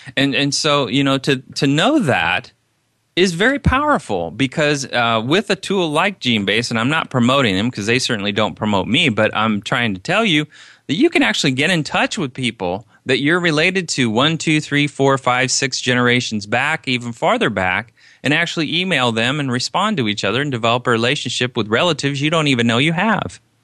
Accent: Indiana, United States; I'm Caucasian from Indiana

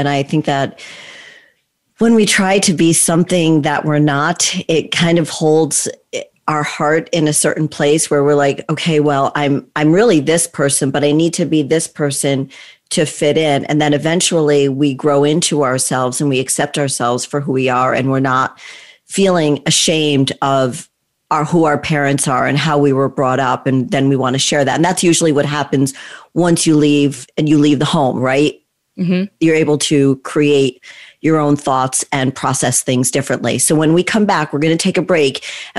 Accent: Texas, United States; I'm like, yeah, I grew up in Texas, right?

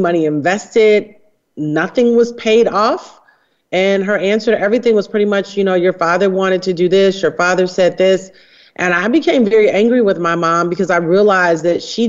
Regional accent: Detroit, Michigan, United States; I grew up in Detroit, Michigan

